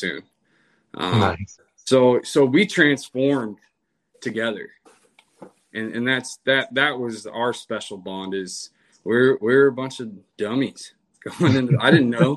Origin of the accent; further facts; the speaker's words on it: Washington, United States; moved away as an adult; I'm from Washington State